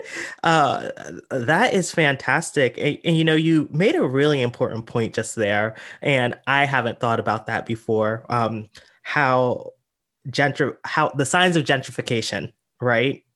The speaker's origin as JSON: {"language": "English", "town": "York", "region": "Pennsylvania", "country": "United States", "tie": "born or raised there", "moved": "yes", "said": "I'm actually from a small town in Pennsylvania, York, Pennsylvania"}